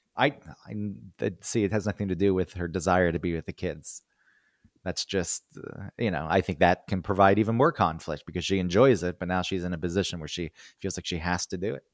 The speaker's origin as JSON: {"language": "English", "region": "New York", "country": "United States", "said": "\"Where are you from?\" And I said, \"New York.\""}